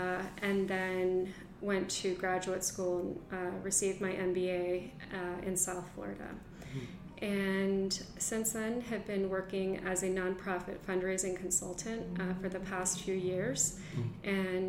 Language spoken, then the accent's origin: English; Mexico; now in United States; And it was a wonderful life and childhood growing up in Mexico. After that, we moved back to Miami, and that is where I spent most of my elementary school years and middle school.